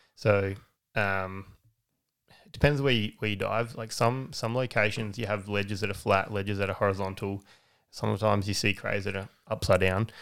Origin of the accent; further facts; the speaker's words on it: Aldgate, South Australia, Australia; also born or lived in Bridgewater; Adelaide Hills. Grew up in Aldgate.